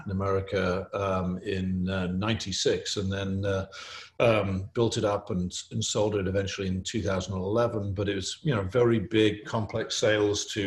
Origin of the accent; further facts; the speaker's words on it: England, United Kingdom; you can tell I'm English